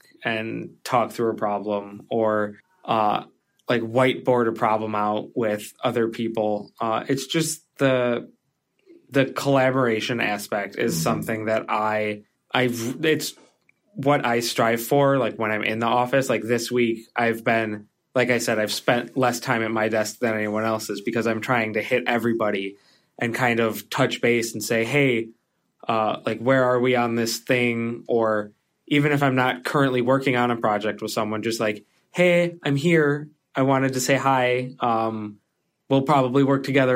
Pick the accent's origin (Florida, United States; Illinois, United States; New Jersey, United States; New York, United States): Illinois, United States; Chicago; I grew up in Chicago